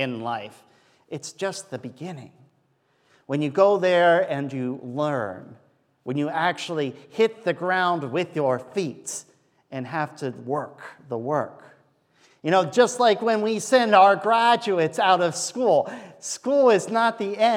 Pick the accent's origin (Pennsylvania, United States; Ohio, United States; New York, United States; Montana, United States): Pennsylvania, United States; Steelers land; moved away; I'm from Steelers land